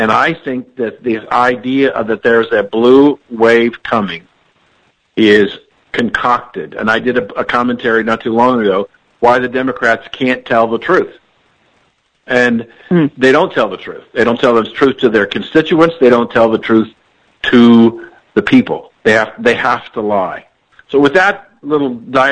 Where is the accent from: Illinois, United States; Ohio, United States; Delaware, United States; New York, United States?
Ohio, United States; Columbus; I grew up in Columbus, Ohio